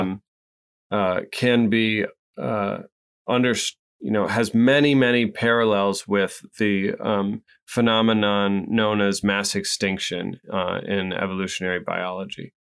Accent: Midwest, United States; I'm not from New England. I'm from the Midwest.

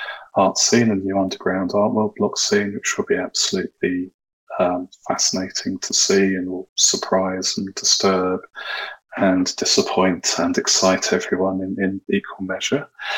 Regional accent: Vancouver, British Columbia, Canada; I'm from Vancouver, so I was on stage after the CryptoKitties team

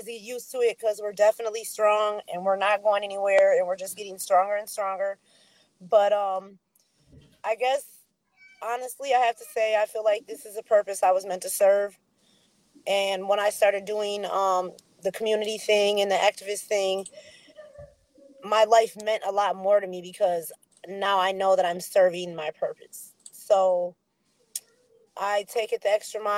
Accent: Racine, Wisconsin, United States; born and raised in Wisconsin, Racine

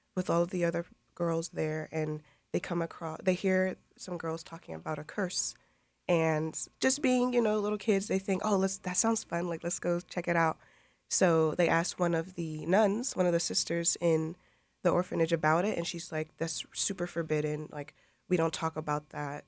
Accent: Lakeland, Florida, United States; I grew up here in Lakeland.

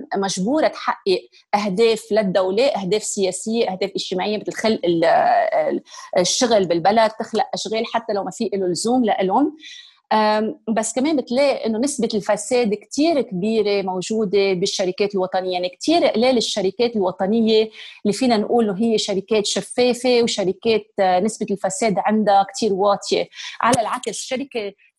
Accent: Lebanon; moved away as an adult; now in United Kingdom; لبنان بقلبي وحتى بعد صار لي اكثر من 20 سنه عايشه ببريطانيا وانه عندي الجنسيه البريطانيه بس لما حدا يسالني انت شو بقول دغري انا انا انا لبنانيه

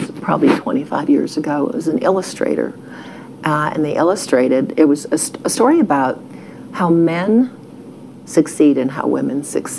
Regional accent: Texas, United States; And I'm from Texas. You know, I feel like I am from Ohio.

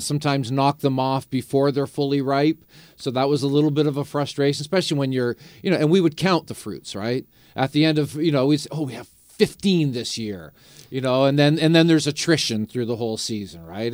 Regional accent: St. Catharines, Ontario, Canada; I grew up in Saint Catharines.

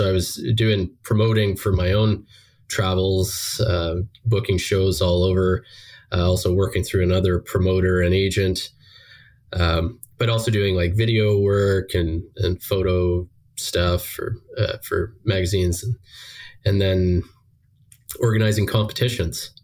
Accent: Bracebridge, Ontario, Canada; moved away as an adult; also born or lived in United States; I'm originally from Bracebridge, Ontario, a couple hours north of Toronto.

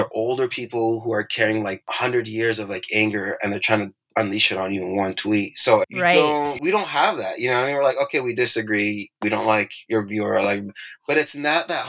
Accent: Irvine, California, United States; first language Persian; English is a second language; also born or lived in Tehran, Iran; I grew up in Irvine, California.

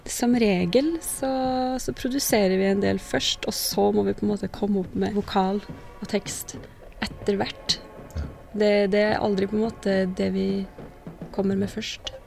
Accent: Molde, Møre og Romsdal, Norway; jeg er fra Molde

